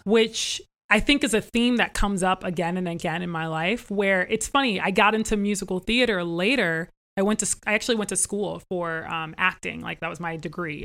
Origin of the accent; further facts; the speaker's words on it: Northern Virginia, United States; I actually was born into a family that we grew up in Northern Virginia, right outside of Washington, D.C.